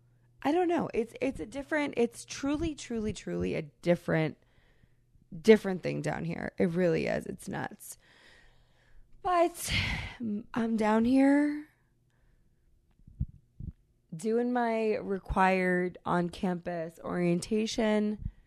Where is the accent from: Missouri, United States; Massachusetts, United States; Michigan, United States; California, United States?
Massachusetts, United States; I'm from New England, from Massachusetts, we're massive sports people, but there are very few New Englanders who will not so much as acknowledge other colors